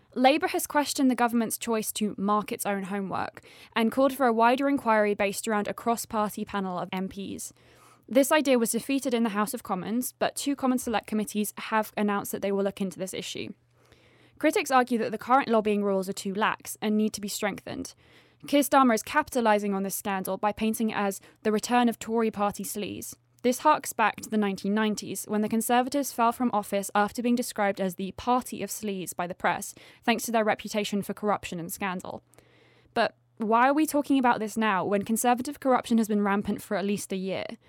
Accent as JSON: {"language": "English", "region": "England", "country": "United Kingdom", "tie": "born or raised there", "moved": "yes", "said": "my home country, the United Kingdom"}